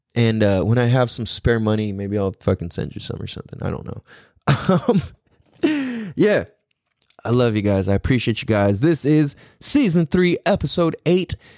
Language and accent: English; United States; I'm from America